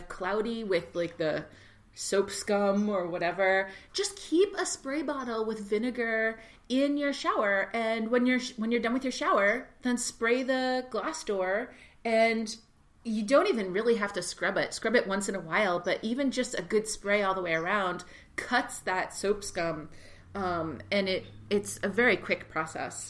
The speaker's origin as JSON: {"language": "English", "region": "Texas", "country": "United States", "tie": "born or raised there", "said": "I grew up in Texas, and so we said Bon Ami."}